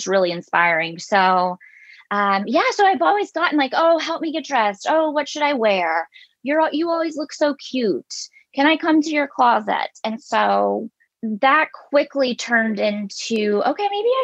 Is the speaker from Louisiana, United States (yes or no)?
yes; Louisiana, United States; moved away as an adult; also born or lived in Italy; I come from the South, from Louisiana, where it's okay to wear camo and things